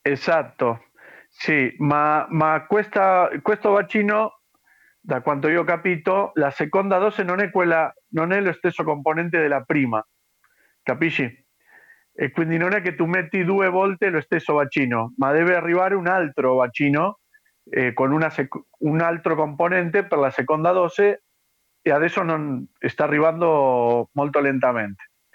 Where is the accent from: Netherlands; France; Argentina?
Argentina; Italian is a second language; also born or lived in Padua, Italy; quelli argentini, ma che siamo vissuti a Padova